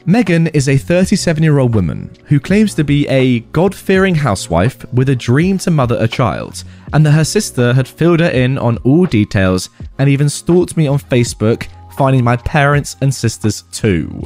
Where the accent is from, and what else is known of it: Ohio, United States; born or raised there